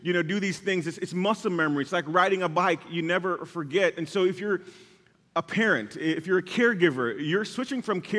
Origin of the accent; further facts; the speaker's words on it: Jamaica; growing up in Jamaica